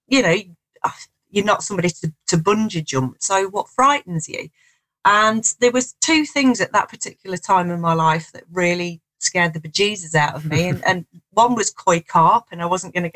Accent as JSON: {"language": "English", "area": "Nottinghamshire", "region": "East Midlands", "country": "United Kingdom", "tie": "born or raised there", "also_born_or_lived": "southern England", "moved": "as an adult", "said": "I'm just back in the Shire after spending some time down south. So it's nice. I've lived down south for quite a while"}